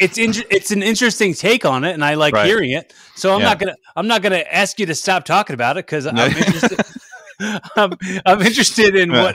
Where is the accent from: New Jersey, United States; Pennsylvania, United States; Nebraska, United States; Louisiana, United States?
Pennsylvania, United States; Philadelphia; But like I'm from Philly.